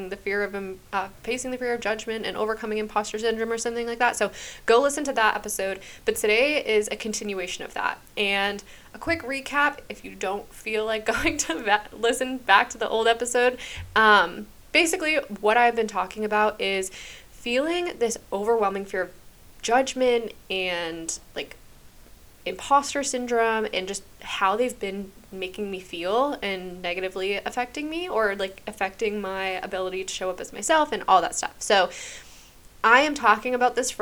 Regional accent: New Hampshire, United States; moved away as an adult; also born or lived in Massachusetts / Hawaii; now in Florida, United States; I grew up in New Hampshire for my entire life

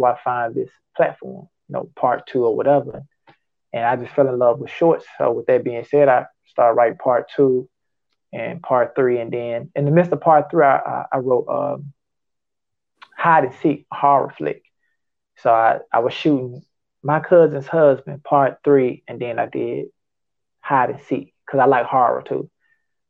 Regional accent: Memphis, Tennessee, United States; I was born and raised in Memphis, Tennessee. Grew up in South Memphis

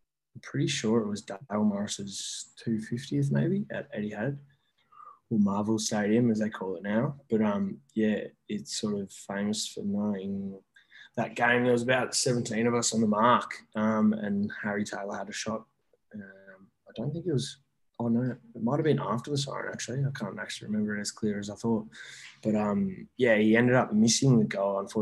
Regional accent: Melbourne, Victoria, Australia; now in Gold Coast, Australia; I grew up in Victoria. in Melbourne

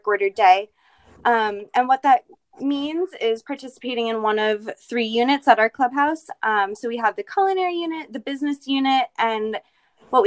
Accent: New York, United States; moved away as an adult; now in Utah, United States; I'm originally from New York, and I've been living in Utah for about 2.5 years now

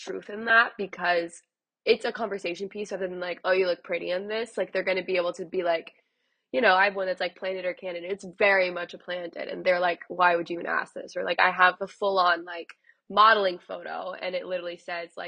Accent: a suburb outside of Dallas, Texas, United States; moved away as an adult; now in Los Angeles, United States; I'm originally from Texas, so I'm from a suburb outside of Dallas, grew up in that whole scene

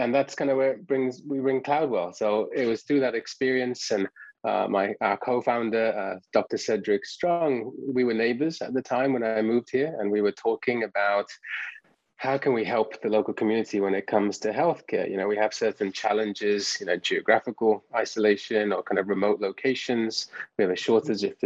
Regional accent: England, United Kingdom; moved away as an adult; also born or lived in Canada; now in United States; as you can probably tell from my accent, I'm from England. So I did all my training over there

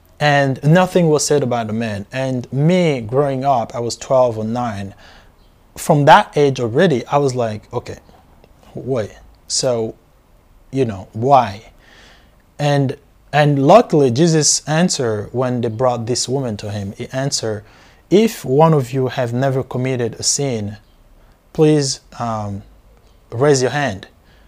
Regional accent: DR Congo; So I grew up in Africa, born and raised in Africa, in Central Africa

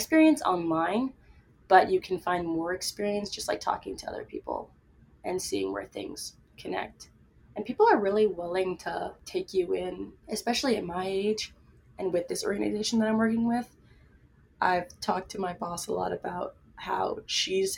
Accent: East Coast, United States; I'm from the East Coast

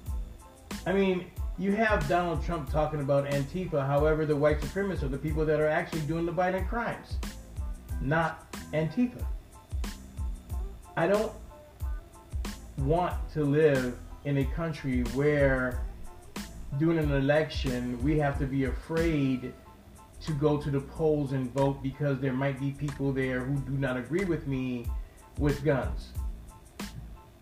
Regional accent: United States; I'm an American

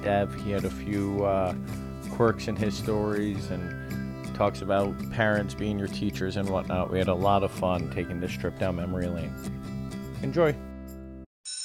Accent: Poughkeepsie, New York, United States; moved away as an adult; now in Bronx, United States; I grew up in Poughkeepsie, and I came to college in the Bronx.

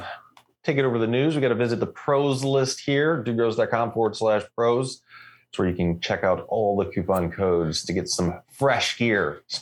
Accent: United States; now in Canada; I'm American. Where's the DMV? Anyway, I'm also Canadian.

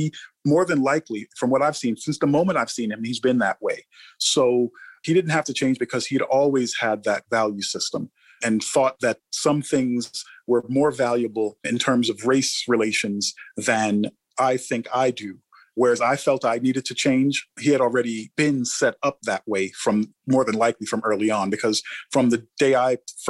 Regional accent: New York City, New York, United States; I grew up in New York and in Brooklyn. And when I went away to college, I was very much a typical New Yorker and a Black New Yorker.

